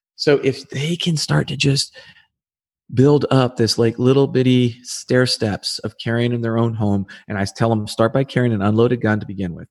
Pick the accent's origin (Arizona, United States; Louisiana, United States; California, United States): Arizona, United States; I'm back in my home country, I'm back in my home state